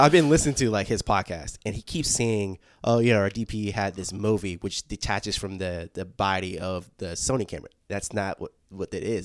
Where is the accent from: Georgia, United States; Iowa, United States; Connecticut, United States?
Georgia, United States; I'm from Georgia. I spent a lot of time in Atlanta